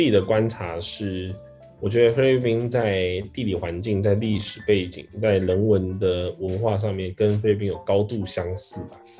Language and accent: Chinese; Taiwan; moved away as an adult; now in Philippines; 台湾也是嘛，台湾现在你看，我小时候我每次念就是国立编译馆，每次觉得我是中国人啊，然后长大了之后才越来越发现两个国家不一样。